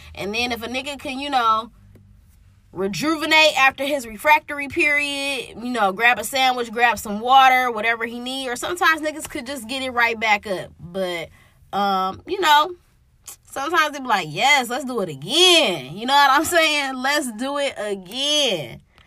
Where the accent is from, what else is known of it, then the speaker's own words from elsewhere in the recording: Detroit, Michigan, United States; I'm from Detroit